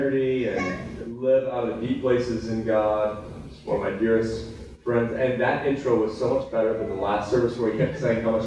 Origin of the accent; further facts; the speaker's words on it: Texas, United States; now in San Diego, United States; I'm still a Texan, although I traded my cowboy boots for some Vans. I love our roots here in Texas